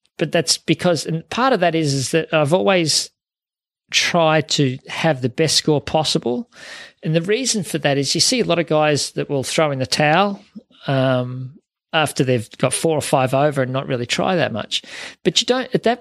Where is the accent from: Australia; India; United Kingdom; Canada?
Australia; Melton, Victoria; I grew up in Melton, was where I grew up, and played at Melton Valley Golf Club and at Werribee.